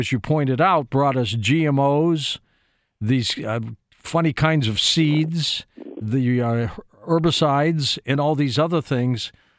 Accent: St. Louis, Missouri, United States; as I come from St. Louis

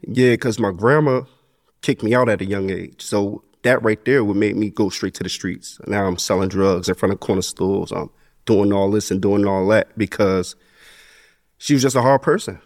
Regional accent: Asbury Park, New Jersey, United States; also born or lived in Neptune, New Jersey; I grew up in Asbury. Like, I was raised in the village, Sewell Avenue, all those places, but I went to school in Neptune

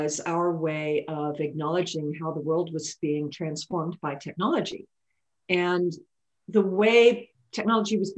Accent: Kentucky, United States; moved away as an adult; also born or lived in France / Amsterdam; I was born in Kentucky. I'm a southerner.

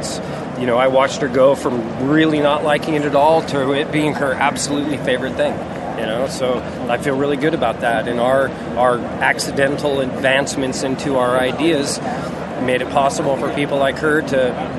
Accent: Alaska, United States; I grew up in Alaska, actually, from 6 to 10. I was homeschooled. We lived off the land.

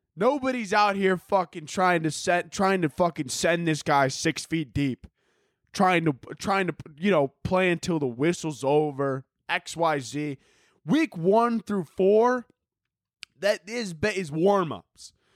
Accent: Chicago, Illinois, United States; moved away; I grew up in Chicago, not the Arabian desert.

